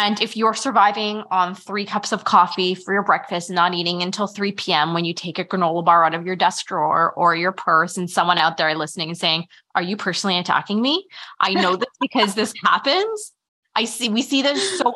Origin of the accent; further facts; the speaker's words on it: Canada; we're Canadian